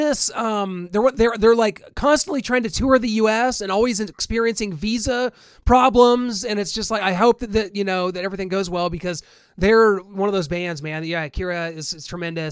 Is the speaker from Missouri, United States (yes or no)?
yes; Kansas City, Missouri, United States; my hometown here in Kansas City